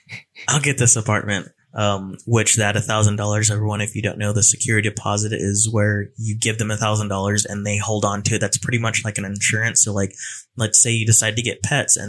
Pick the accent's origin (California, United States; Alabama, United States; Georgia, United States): California, United States; moved away as an adult; now in Raleigh, United States; a Cali boy coming over to Raleigh, North Carolina, where I know absolutely no one